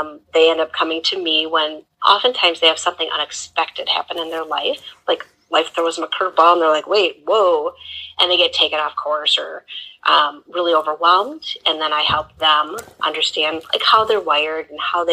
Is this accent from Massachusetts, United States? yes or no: no; Wisconsin, United States; I actually grew up in an old farmhouse on a dairy and hog farm in Wisconsin